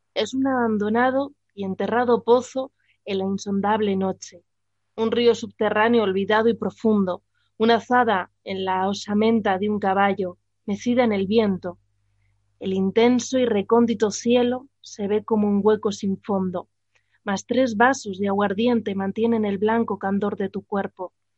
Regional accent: Burgos, Castile and León, Spain; now in Madrid, Spain; soy de Burgos, pues ahí estamos más acostumbrados a la nieve

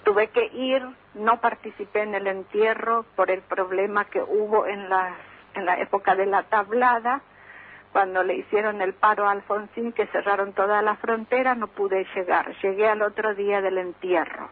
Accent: Paraguay; moved away as an adult; now in Argentina; Yo me vine de Paraguay para trabajar y para vivir mejor

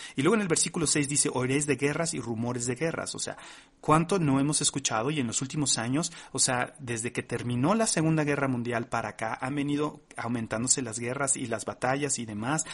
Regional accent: Mexico; como mexicanos no habíamos vivido nunca

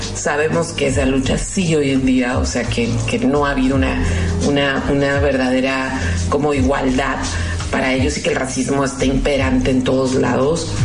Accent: Mexico; como mexicana

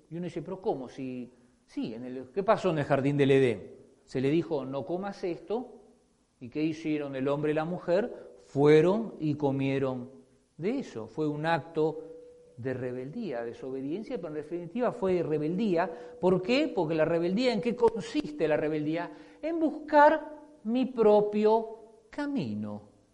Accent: Argentina; moved away; Como decimos en mi país

